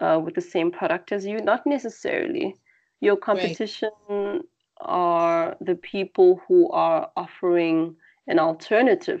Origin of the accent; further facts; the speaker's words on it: South Africa; moved away; back to my home country